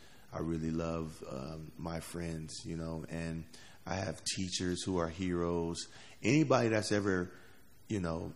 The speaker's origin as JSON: {"language": "English", "town": "Cleveland", "region": "Ohio", "country": "United States", "said": "I am actually from Cleveland, Ohio"}